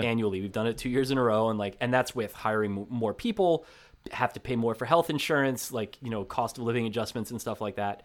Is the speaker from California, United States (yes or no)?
no; New Jersey, United States; Growing up in New Jersey